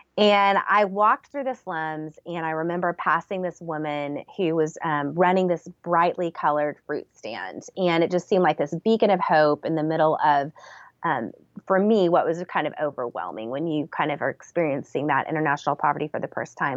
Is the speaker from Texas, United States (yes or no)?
yes; San Antonio, Texas, United States; I was born in San Antonio, Texas